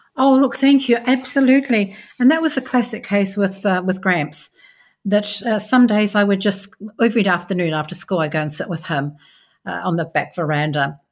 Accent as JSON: {"language": "English", "country": "Australia", "said": "I'm an Australian"}